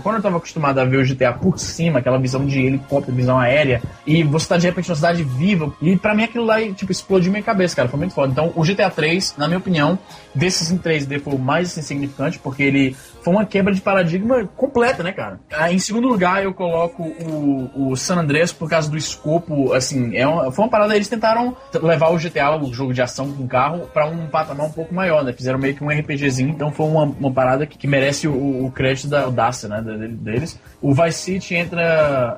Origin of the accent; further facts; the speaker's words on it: Brazil; A gente cresceu no Brasil